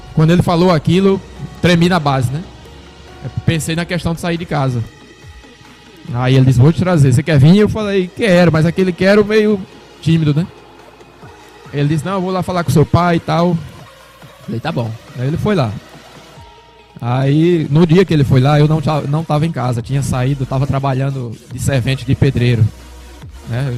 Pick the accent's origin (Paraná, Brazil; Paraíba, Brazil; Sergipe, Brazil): Sergipe, Brazil; Itabi; moved away as an adult; also born or lived in Mauá, São Paulo; now in Natal, Brazil; Que na verdade eu sou natural de Mauá, São Paulo. Mas meus pais quando eu tinha em torno de três anos, meu pai veio embora com minha mãe. E aí eu fui criado em Sergipe, então me considero sergipano